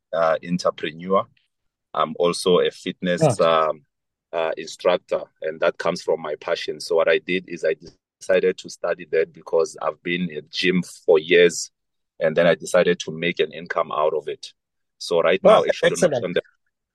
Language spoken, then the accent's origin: English; Limpopo, South Africa; moved away as an adult; also born or lived in Port Elizabeth; I come all the way from Limpopo in a town called Sani. There's a township in Nkowa. So that's where I was raised. I did my schooling there until I matriculated